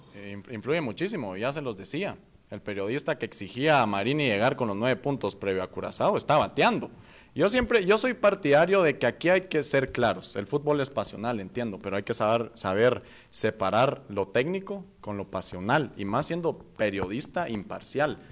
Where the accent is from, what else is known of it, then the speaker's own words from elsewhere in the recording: Guatemala; aquí es el lugar donde yo nací